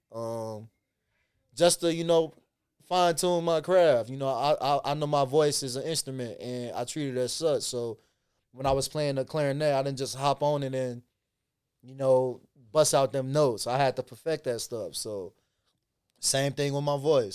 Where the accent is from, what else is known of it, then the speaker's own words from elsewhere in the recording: Chicago, Illinois, United States; moved away as an adult; now in Los Angeles, United States; growing up in Chicago